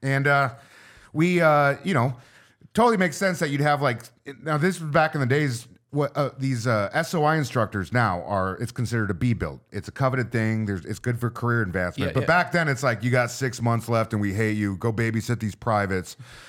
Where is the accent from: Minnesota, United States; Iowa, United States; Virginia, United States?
Minnesota, United States; I'm from Minnesota.